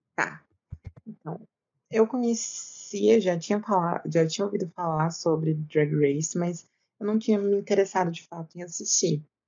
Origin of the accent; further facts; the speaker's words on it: Goiás, Brazil; eu sou de Goiás